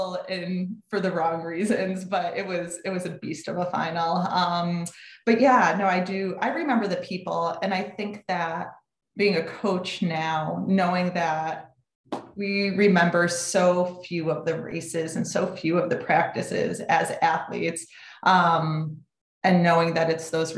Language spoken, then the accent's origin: English; Connecticut, United States; moved away as an adult; also born or lived in Syracuse, New York; I grew up in Connecticut and my goal was to get out of town.